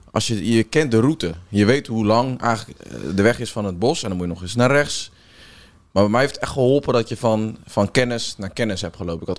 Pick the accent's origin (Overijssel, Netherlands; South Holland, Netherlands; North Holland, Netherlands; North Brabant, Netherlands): South Holland, Netherlands; Rotterdam; Want je weet als Rotterdammer, weet je natuurlijk hoe lang het is om dat bos rond te lopen.